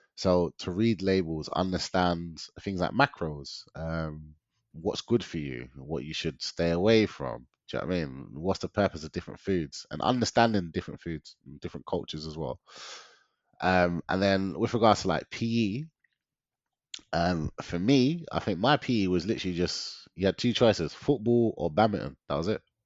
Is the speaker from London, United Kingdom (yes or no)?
yes; London, United Kingdom; growing up in London, I've grown up in this concrete jungle